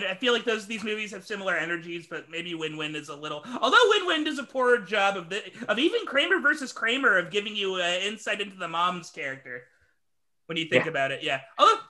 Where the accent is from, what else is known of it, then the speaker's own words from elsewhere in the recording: Houston, Texas, United States; I'm from Houston, right?